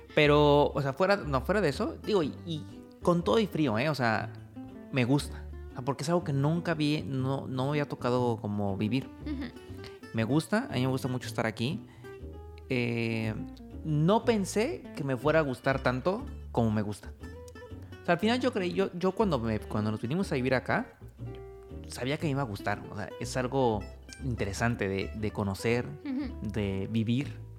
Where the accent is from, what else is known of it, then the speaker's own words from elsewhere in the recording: Mexico; moved away as an adult; now in Oradea, Romania; yo soy mexicano, yo estoy casado con una rumana